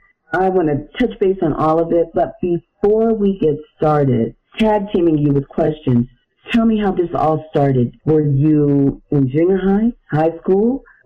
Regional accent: Chicago, Illinois, United States; you're from my hometown of Chicago

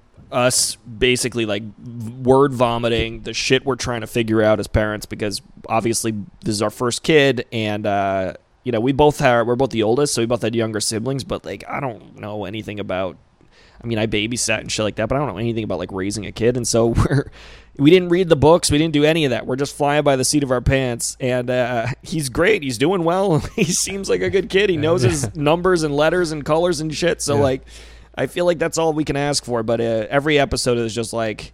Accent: Rhode Island, United States; moved away; also born or lived in Phoenix; I grew up in Rhode Island

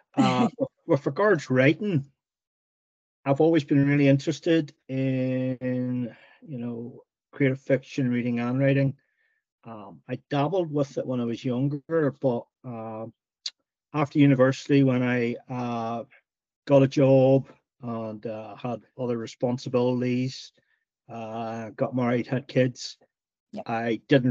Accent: Northern Ireland, United Kingdom; Growing up in Northern Ireland during the during the Troubles

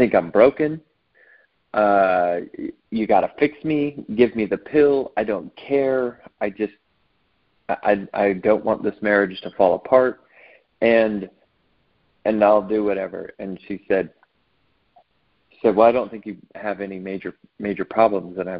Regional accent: Southern California, United States; also born or lived in Santa Barbara, California; I grew up predominantly in Southern California.

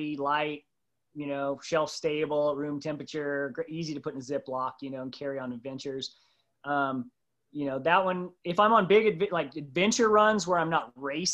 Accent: Midwest, United States; I grew up on Doritos and Captain Crunch and in the Midwest

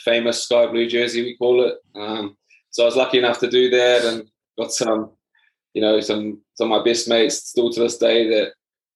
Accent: Havelock North, Hawke's Bay, New Zealand; I was born in Hawke's Bay. Little village there called Havelock North

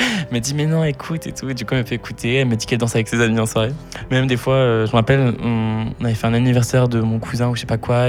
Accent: Sainte-Euphémie, Auvergne-Rhône-Alpes, France; also born or lived in Lyon; je suis né à Lyon, euh, Lyon 4e, pour ceux qui s'intéressent, 4 arrondissement de Lyon. Euh, j'ai vécu un an dans la ville même avec mes deux parents et ma grande sœur, qui mhm. s'appelle Lucille.

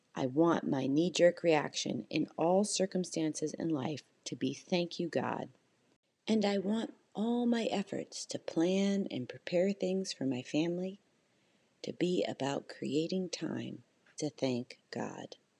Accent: Canada; I'm Canadian and, you know, in Canada, it's just not as uh, a, a big of a holiday

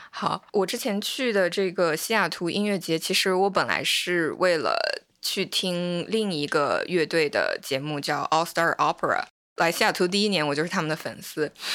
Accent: China; moved away as an adult; now in United States; 我作为一个中国人，然后在美国生活了七年左右

